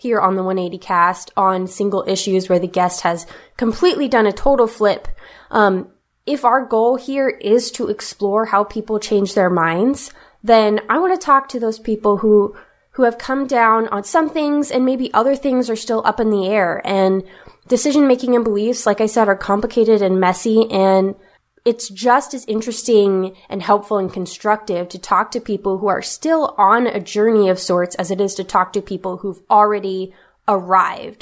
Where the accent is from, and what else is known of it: West Coast, United States; born or raised there